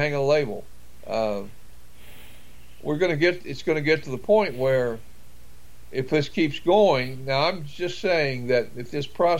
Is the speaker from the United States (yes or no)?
yes; St. Albans, West Virginia, United States; I grew up in Kanawha County and graduated from high school, a little town of St. Albans there in that county